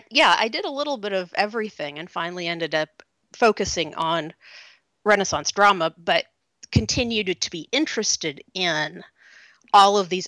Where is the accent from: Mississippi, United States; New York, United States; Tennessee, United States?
Tennessee, United States; Oak Ridge; I grew up in Oak Ridge, Tennessee.